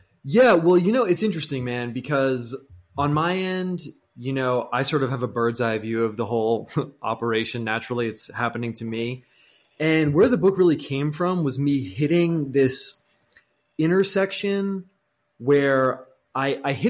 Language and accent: English; United States; Being American is a big part of it